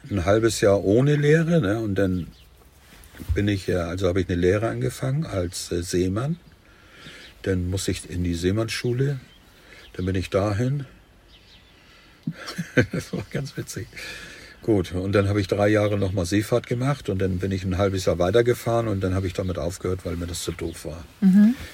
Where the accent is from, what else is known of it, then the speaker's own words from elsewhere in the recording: Hamburg, Germany; Hamburg. Also nicht nur Hamburg, äh, ich bin nachher in Heime aufgewachsen